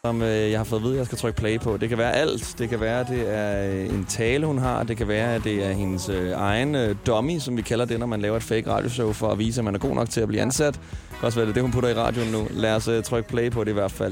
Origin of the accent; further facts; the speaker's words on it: Smørum, Capital Region of Denmark, Denmark; moved away; i Smørum. Og, øh, der er jeg også vokset op